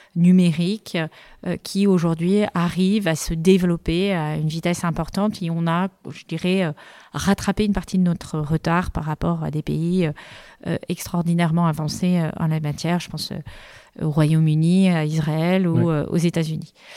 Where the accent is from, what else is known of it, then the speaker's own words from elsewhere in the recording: France; en tant que Français